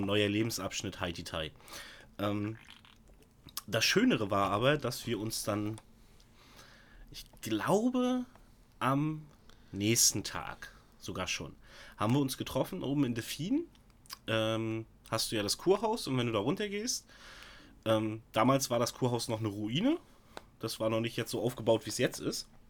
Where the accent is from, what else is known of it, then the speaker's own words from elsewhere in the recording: Stralsund, Mecklenburg-Vorpommern, Germany; also born or lived in Altenkirchen, Rügen; hier bei uns in Stralsund